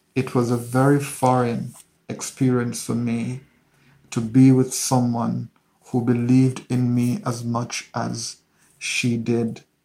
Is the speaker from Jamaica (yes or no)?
yes; Hanover, Jamaica; grew up in Hanover, which is a rural parish in western Jamaica